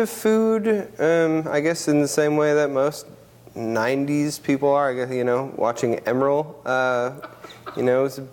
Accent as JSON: {"language": "English", "region": "Minnesota", "country": "United States", "tie": "born or raised there", "moved": "as an adult", "lives_now": "Oregon, United States", "said": "I grew up in Minnesota, up in the North Burbs"}